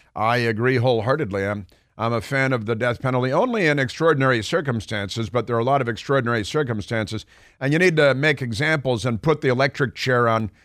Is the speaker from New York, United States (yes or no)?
no; Chicago, Illinois, United States; growing up in Chicago